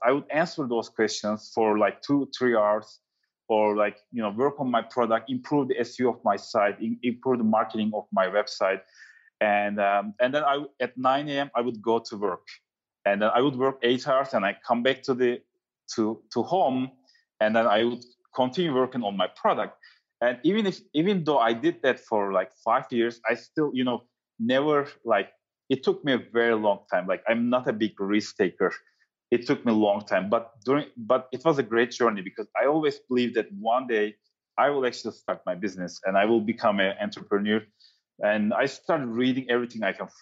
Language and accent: English; Turkey; moved away; also born or lived in New York City; I'm from Turkey